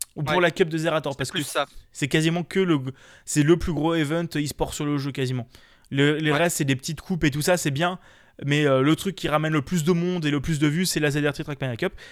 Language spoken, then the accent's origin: French; France; on est français